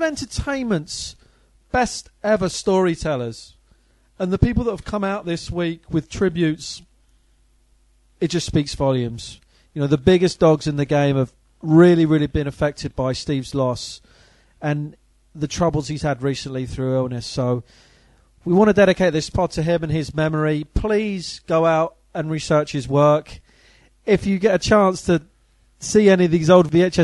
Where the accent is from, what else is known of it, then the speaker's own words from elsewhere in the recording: United Kingdom; as a British kid growing up in the 80s